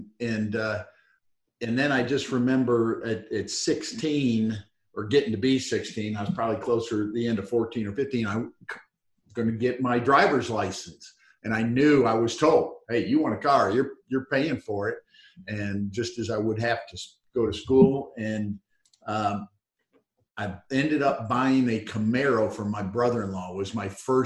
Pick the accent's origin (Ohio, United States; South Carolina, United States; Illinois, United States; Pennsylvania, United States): Ohio, United States; Northern; moved away as an adult; also born or lived in Texas; I grew up in Northern Ohio, right south of Detroit, but moved to Texas after college